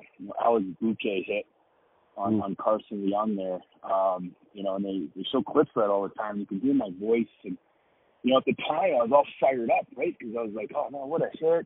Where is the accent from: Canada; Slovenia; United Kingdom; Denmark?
Canada; Edmonton, Alberta; now in Denver, United States; growing up in Edmonton, we had Rod Phillips